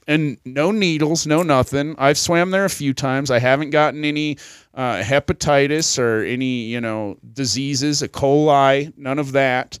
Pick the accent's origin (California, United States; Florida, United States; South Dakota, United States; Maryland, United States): South Dakota, United States; moved away; also born or lived in Colorado; I was from South Dakota